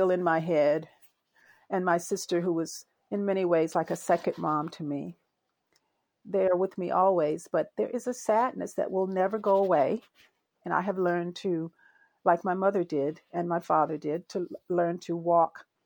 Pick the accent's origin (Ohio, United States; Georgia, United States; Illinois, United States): Georgia, United States; Albany; now in California, United States; I grew up in Albany, Georgia